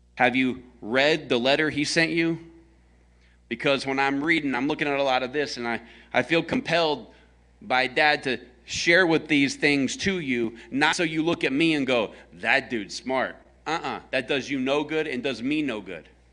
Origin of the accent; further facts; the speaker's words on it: American South, Southern United States, United States; I am a American Southern redneck